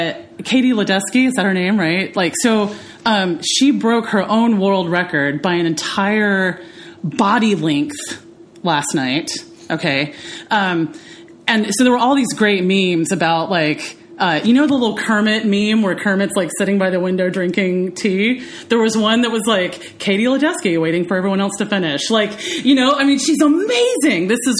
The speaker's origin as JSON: {"language": "English", "country": "India", "accent": "American", "said": "American English without an accent, because I am Indian"}